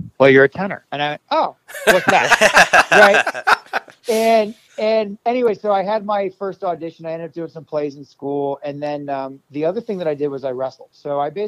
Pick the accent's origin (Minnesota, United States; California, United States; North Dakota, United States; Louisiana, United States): Minnesota, United States; moved away; I'm from Minnesota originally